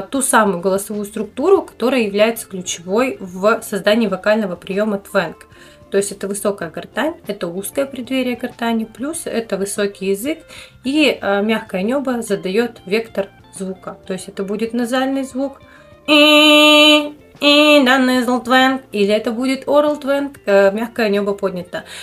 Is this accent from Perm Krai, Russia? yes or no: yes; Perm, Perm Krai, Russia